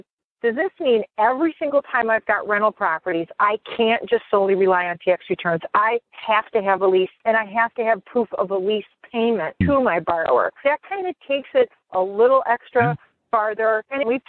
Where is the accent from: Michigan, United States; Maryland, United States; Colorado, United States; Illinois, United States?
Michigan, United States; Detroit; I'm from Detroit